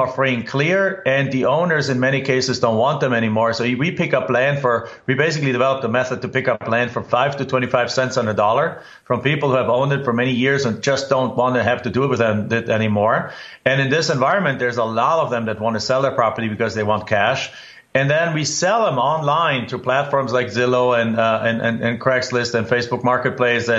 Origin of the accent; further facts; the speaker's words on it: Germany; accent: German; English is a second language; moved away as an adult; now in United States; in my home country in Germany, I grew up without any relation to real estate